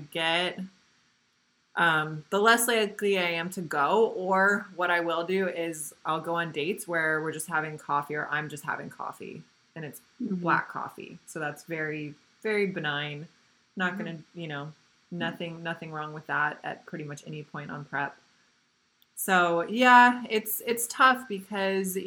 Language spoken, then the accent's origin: English; the Midwest, Indiana, United States; now in Costa Mesa, United States; where I grew up in the Midwest and Indiana